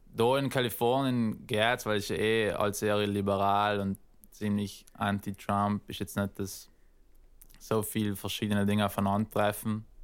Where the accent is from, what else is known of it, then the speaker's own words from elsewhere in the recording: South Tyrol, Trentino-Alto Adige, Italy; moved away as an adult; also born or lived in Northern California; now in United States; als Südtiroler, weißt du, ist man eigentlich echt fein aufgewachsen